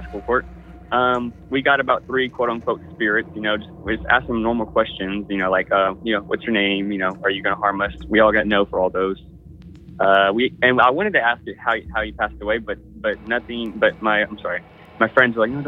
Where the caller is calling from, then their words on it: Houston, Texas, United States; calling from Space City itself, Houston, Texas